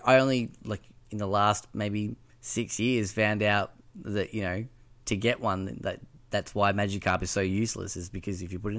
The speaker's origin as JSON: {"language": "English", "town": "Bendigo", "region": "Victoria", "country": "Australia", "said": "We're both from Bendigo"}